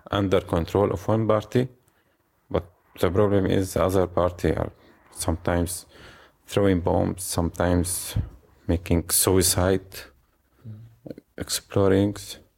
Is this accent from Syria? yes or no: yes; Syria; English is a second language; now in Germany; We we came together, so we come from Syria to Germany together.